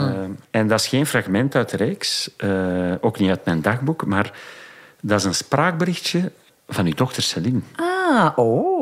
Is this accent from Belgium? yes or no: yes; Dendermonde, Flanders, Belgium; in Dendermonde, mijn geboortestad